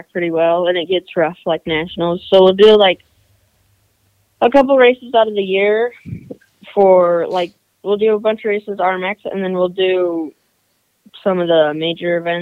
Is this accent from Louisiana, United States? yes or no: no; Lehi, Utah, United States; I'm from Lehigh, Utah.